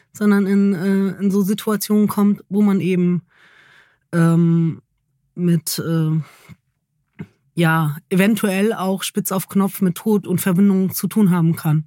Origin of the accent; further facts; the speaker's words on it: Germany; ich bin Deutsche